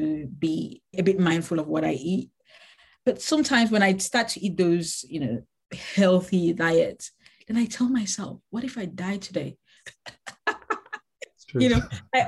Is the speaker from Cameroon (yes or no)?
yes; Cameroon; first language Lamso; English is a second language; now in Manchester, United Kingdom; I'm from Cameroon.